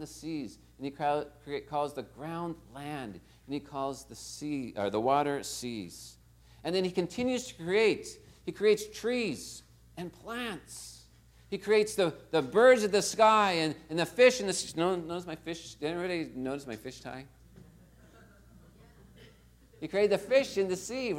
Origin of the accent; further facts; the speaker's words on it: Torrance, California, United States; I was born right here in Torrance Memorial Hospital.